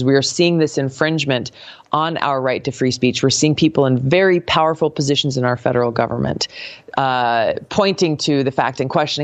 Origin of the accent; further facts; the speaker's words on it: Hawaii, United States; growing up in Hawaii